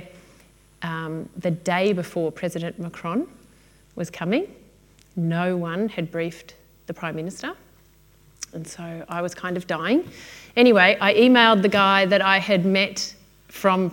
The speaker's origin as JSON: {"language": "English", "town": "Melbourne", "region": "Victoria", "country": "Australia", "said": "I'm from Melbourne"}